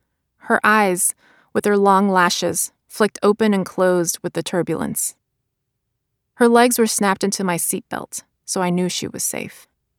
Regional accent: Brooklyn, New York, United States; English is a second language; I wrote my book because I learned English on library books, and I spent much of my childhood in the company of books and their characters. But in none of my beloved books were there people like me, living the life that my parents and I lived in Brooklyn.

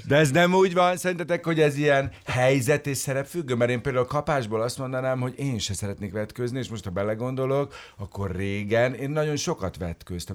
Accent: Budapest, Hungary; én óbudai vagyok, a 60-as buszon

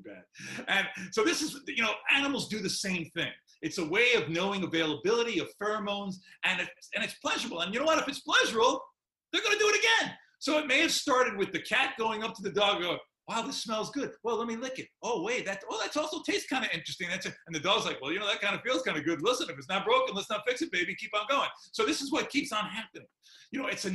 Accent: New York, United States; I was born and raised in New York

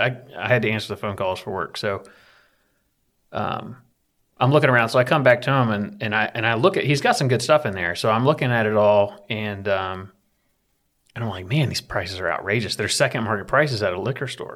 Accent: Appalachia, United States; I'm from Appalachia

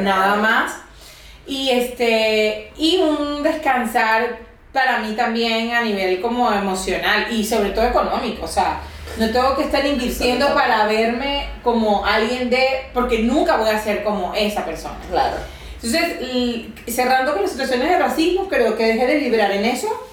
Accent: Caracas, Capital District, Venezuela; moved away as an adult; also born or lived in Barquisimeto, Venezuela; now in Barcelona, Spain; soy, como dices tú, venezolana. este, eh, nací en Caracas y luego después estudié terapia ocupacional

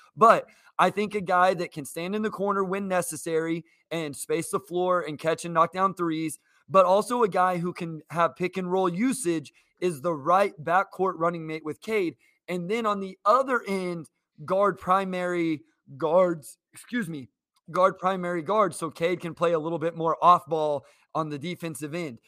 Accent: Kansas, United States; I'm from Kansas. I grew up a K U fan.

